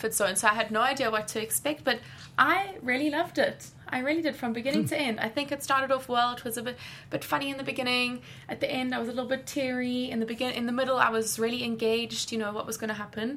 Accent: South Africa; accent: South African; I'm from South Africa, so that's where the accent's from, because everyone thinks I'm Australian

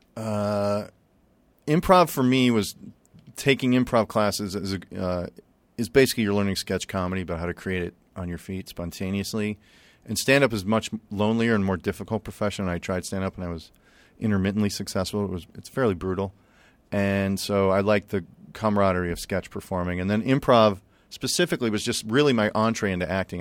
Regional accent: Chicago, Illinois, United States; We grew up in Chicago, and, uh, we weren't rich

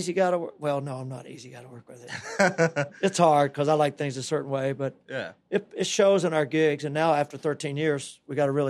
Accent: Florida, United States; It's just part of growing up in the Tampa Bay area, I think

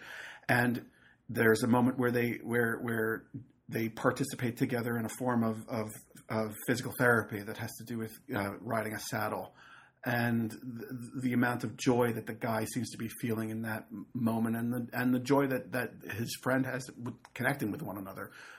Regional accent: Rockland County, New York, United States; moved away; I grew up in Rockland County in New York

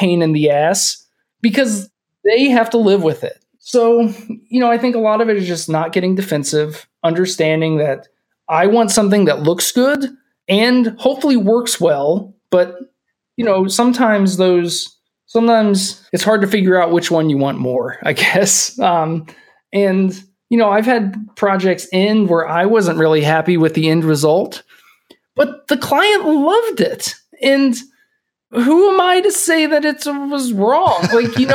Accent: Kentucky, United States; also born or lived in California; now in Minneapolis, United States; We're both from Kentucky, which doesn't get super cold, but it gets cold when it's Christmas because it should

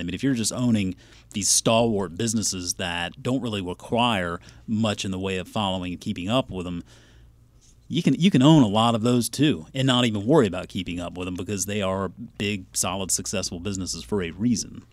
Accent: Charleston, South Carolina, United States; moved away; also born or lived in Georgia; My birth certificate clearly says I was born and raised in Charleston, South Carolina

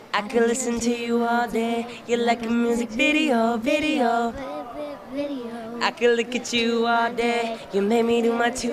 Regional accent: Australia; moved away; I definitely am from Australia. You can tell by my accent

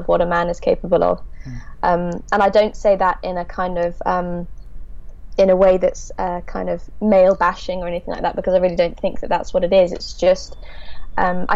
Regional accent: Devon, South West England, United Kingdom; in Devon, where I'm from

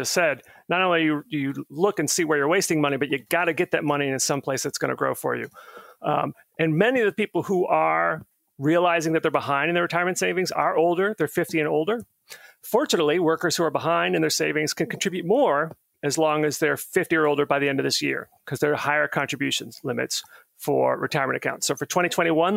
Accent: Clearwater, Florida, United States; now in Burke, United States; I grew up in Clearwater, Florida

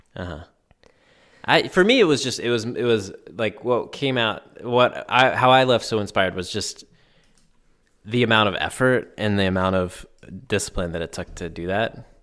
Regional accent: Black Mountain, North Carolina, United States; it literally starts in my hometown, downtown, like on the main strip.

